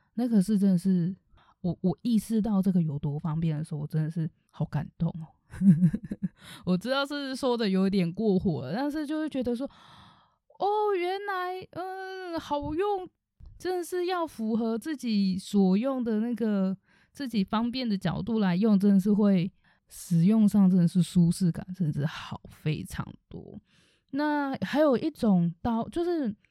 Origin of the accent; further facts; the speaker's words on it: Taichung, Taiwan; 因为其实我是台中人